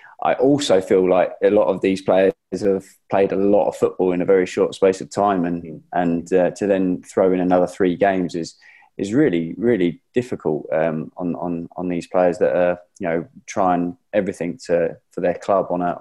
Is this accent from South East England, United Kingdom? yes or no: yes; Guildford, South East England, United Kingdom; accent: southerner; also born or lived in Middlesbrough; I was 2 weeks old when I moved to Guildford. So I'm technically, I classed as a southerner, I suppose, rather than Middlesbrough